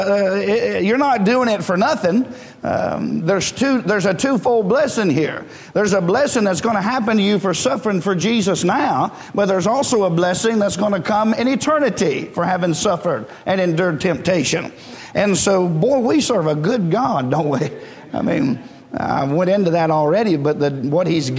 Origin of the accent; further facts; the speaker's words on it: United States; as an American